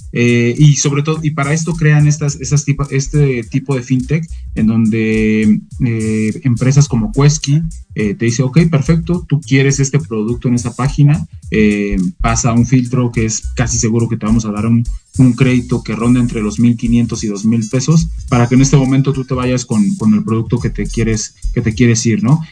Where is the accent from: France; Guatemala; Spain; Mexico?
Mexico